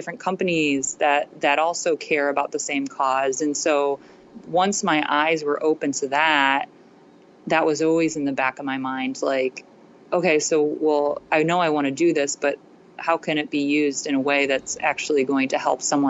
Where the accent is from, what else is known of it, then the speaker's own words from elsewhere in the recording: Ohio, United States; also born or lived in Australia; I'm from Ohio.